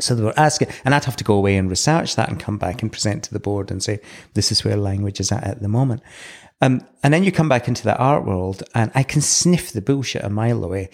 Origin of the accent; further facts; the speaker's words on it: Edinburgh, Scotland, United Kingdom; now in New Zealand; So I was born in Edinburgh in nineteen seventy.